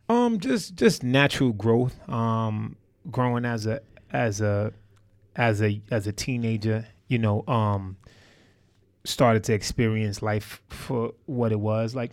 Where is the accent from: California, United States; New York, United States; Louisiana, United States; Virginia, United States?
New York, United States; New York City; I'm from Harlem, New York City. Um, you know, uh, Polo Ground Projects to be exact